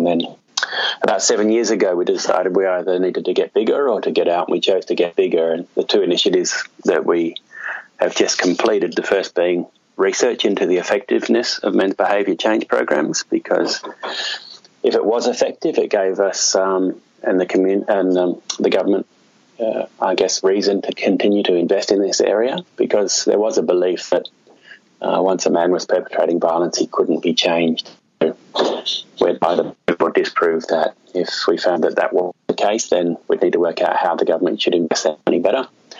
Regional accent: Brighton, South East England, United Kingdom; Born and bred in Brighton, in the Rotary Club of Brighton.

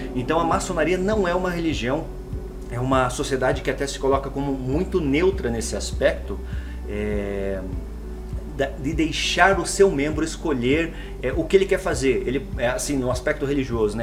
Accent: Paraná, Brazil; eu sou aqui do estado do Paraná, resido em Curitiba

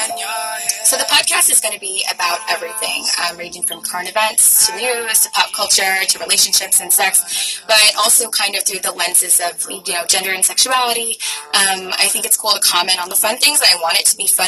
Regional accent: New York City, New York, United States; I'm from the Bronx.

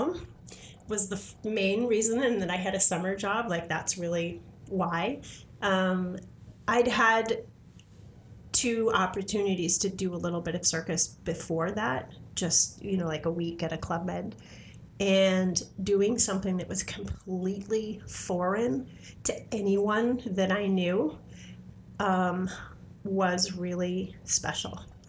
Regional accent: Huntington, Massachusetts, United States; moved away; also born or lived in San Francisco; I was born and raised in Huntington, Massachusetts, which is basically where you can't get anywhere to there. You know, it's the middle of nowhere.

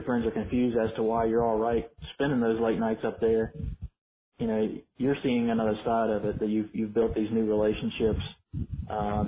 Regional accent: Baton Rouge, Louisiana, United States; I grew up in Baton Rouge

